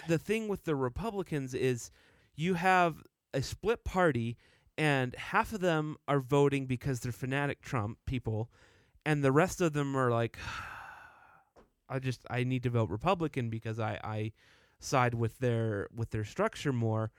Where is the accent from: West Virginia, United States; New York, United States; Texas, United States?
Texas, United States; Dallas; moved away as an adult; now in Utah, United States; I grew up in Texas. I lived there for twenty years